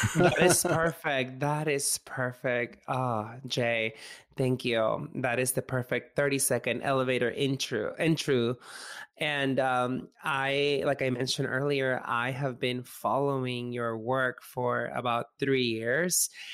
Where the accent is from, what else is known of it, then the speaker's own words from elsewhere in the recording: Mexico; I grew up in Mexico